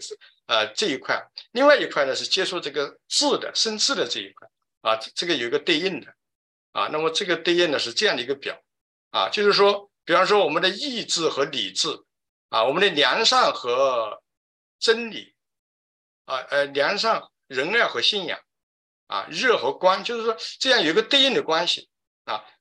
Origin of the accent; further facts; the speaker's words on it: China; 如果我觉得我们中国人呢有一个非非常就是有有很好的一个，就是有很有很有福气吧，因为我们中国的文化里面呢